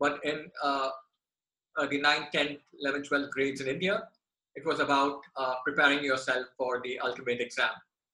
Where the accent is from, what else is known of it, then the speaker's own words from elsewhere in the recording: Bangkok, Thailand; my early childhood, as in your case as well, has been spent in Southeast Asia, in Bangkok, Thailand